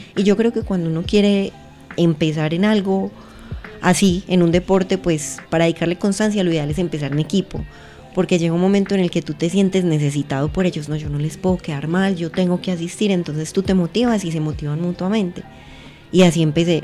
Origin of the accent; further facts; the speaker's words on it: Pereira, Risaralda, Colombia; moved away as an adult; also born or lived in Santa Rosa de Cabal; now in Medellín, Colombia; nací en Pereira en el eje cafetero, bueno, no nací en Santa Rosa de Cabal, me crié en Pereira en el eje cafetero